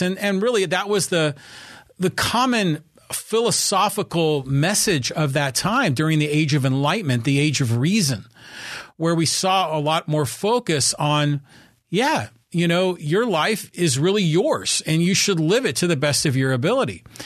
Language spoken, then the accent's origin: English; Poway, California, United States; my hometown of Poway